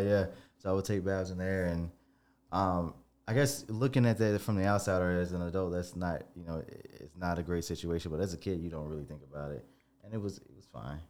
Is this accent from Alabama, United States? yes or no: yes; Tuscaloosa, Alabama, United States; I was born in Tuscaloosa